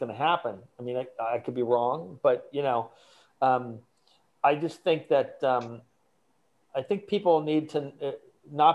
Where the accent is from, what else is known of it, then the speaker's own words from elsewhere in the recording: Ohio, United States; I grew up in Ohio